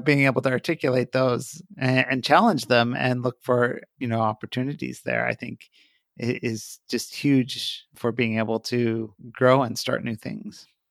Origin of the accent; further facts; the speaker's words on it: Columbus, Ohio, United States; my hometown in Columbus, Ohio